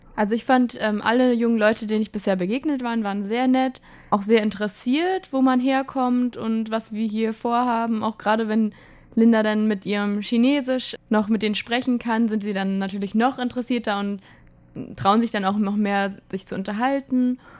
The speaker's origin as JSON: {"language": "German", "town": "Frankfurt", "region": "Hesse", "country": "Germany", "said": "also ich komme ja aus Frankfurt"}